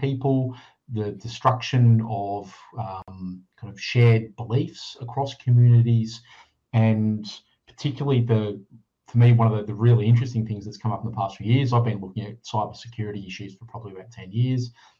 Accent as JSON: {"language": "English", "country": "Australia", "said": "So, you know, I'm Australian, but white Australian with a European heritage and things like that."}